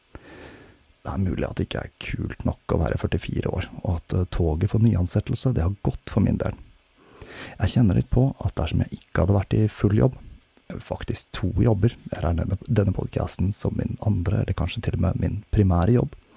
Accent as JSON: {"language": "Norwegian", "region": "Oslo", "country": "Norway", "tie": "born or raised there", "said": "jeg har flyttet tilbake til min hjemby Oslo"}